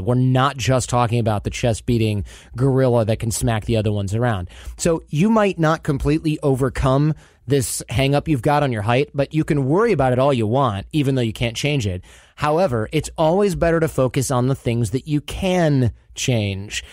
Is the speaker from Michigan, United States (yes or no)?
yes; Michigan, United States; I grew up in Michigan